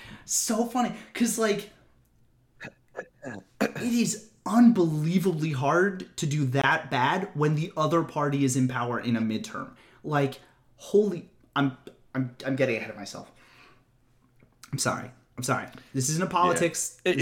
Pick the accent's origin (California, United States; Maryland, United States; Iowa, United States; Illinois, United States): Maryland, United States; Hagerstown; Well, as I am from Hagerstown.